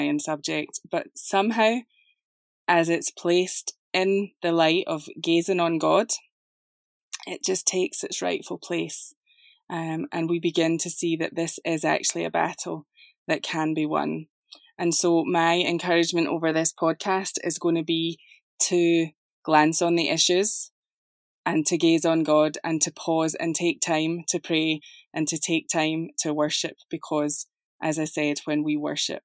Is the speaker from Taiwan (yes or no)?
no; Scotland, United Kingdom; now in Atlanta, United States; you will notice an accent. I live just outside of Atlanta, Georgia, but this is not a Southern accent. It is English, however. I'm from Scotland.